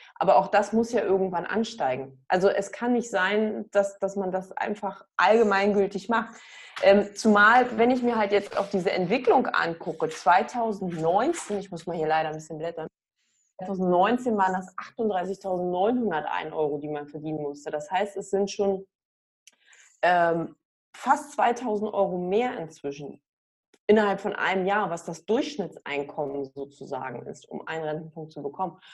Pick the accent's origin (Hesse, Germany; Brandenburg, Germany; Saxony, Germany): Brandenburg, Germany; hometown between Cottbus and Frankfurt; now in Hamburg, Germany; meine Heimatstadt eingegeben zwischen Cottbus und Frankfurt